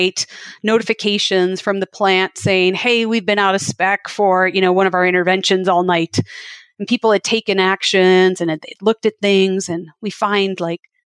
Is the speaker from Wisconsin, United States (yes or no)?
yes; Wisconsin, United States; I grew up milking cows in Wisconsin